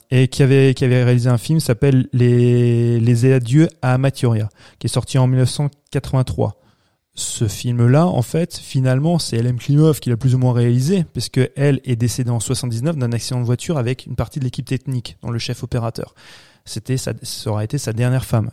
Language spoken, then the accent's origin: French; France; chez nous en France